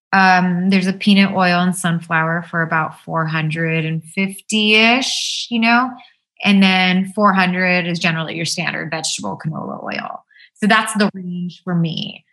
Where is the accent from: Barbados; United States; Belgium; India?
India; because we're Indian and we have these amazing spices that make our food taste really good without all of that.